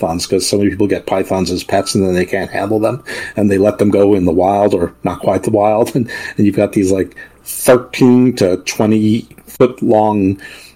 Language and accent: English; New York, United States; moved away; also born or lived in Baltimore; I grew up in New York, not too far out of the city